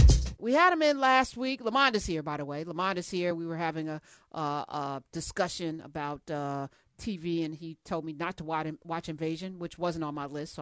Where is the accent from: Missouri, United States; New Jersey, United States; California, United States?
New Jersey, United States; I'm from Jersey. We know what that culture is.